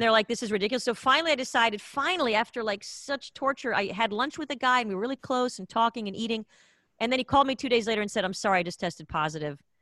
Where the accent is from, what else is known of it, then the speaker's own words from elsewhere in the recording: Israel; also born or lived in United States; now in Los Angeles, United States; back in the day when I was growing up in Israel